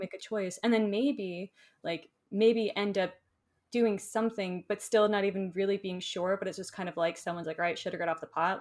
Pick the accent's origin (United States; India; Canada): United States; Florida; now in Asheville, United States; I grew up in Florida, so I love warm weather.